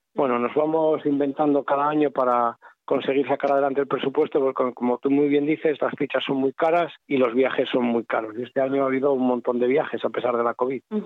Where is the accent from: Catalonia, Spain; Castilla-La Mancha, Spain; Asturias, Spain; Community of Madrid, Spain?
Asturias, Spain; Lugones; yo soy de Lugones